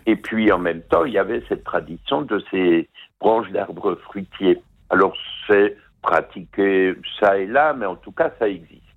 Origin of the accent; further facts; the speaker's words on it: Alsace, Grand Est, France; chez nous en Alsace